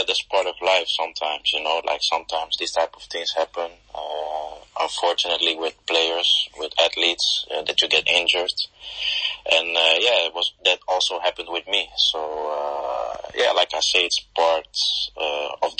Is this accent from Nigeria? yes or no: no; Netherlands; moved away as an adult; also born or lived in Portugal; I was born in Holland. So I started my career in Holland